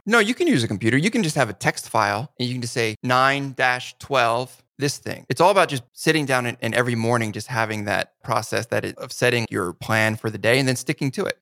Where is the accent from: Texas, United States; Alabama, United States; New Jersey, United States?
New Jersey, United States; I grew up in New Jersey